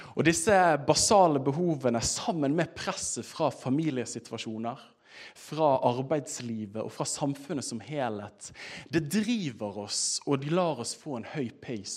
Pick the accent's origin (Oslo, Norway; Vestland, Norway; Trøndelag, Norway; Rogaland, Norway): Vestland, Norway; Bergen; jeg er fra Bergen